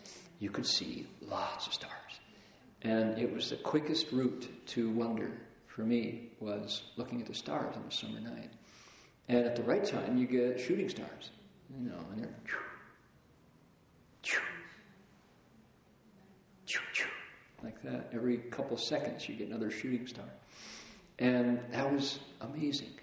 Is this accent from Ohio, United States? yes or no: yes; Toledo, Ohio, United States; I grew up in Toledo, and because Toledo was right on the shores of Lake Erie, the air was pretty clear.